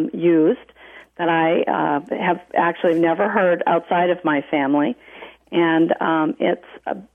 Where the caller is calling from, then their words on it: Terrell, Texas, United States; I'm calling from Terrell, Texas.